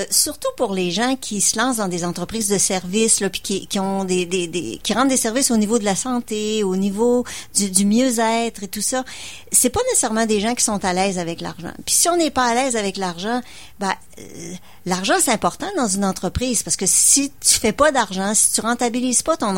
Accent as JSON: {"language": "French", "town": "Lévis", "region": "Quebec", "country": "Canada", "said": "Et moi, je suis de Lévis, juste en face."}